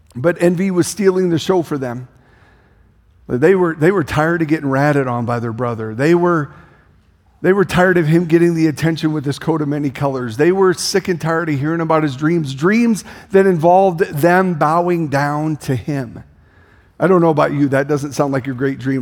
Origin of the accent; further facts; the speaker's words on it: Denison, Iowa, United States; I grew up in Denison, Iowa.